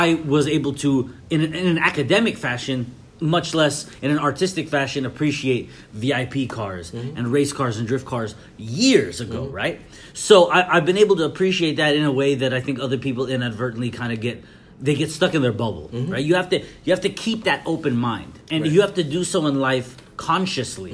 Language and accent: English; California, United States; I'm from California